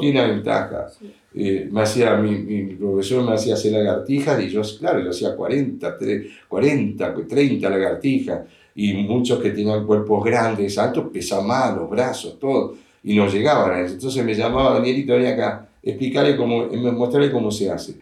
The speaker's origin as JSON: {"language": "Spanish", "region": "Montevideo", "country": "Uruguay", "tie": "born or raised there", "said": "yo nací, me crié en un colegio en el Instituto Crandon de Uruguay, Montevideo, Uruguay"}